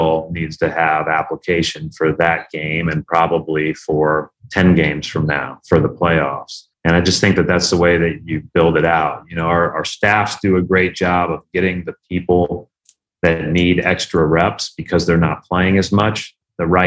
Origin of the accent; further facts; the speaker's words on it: Indiana, United States; we grew up in the Knight Katie era in Indiana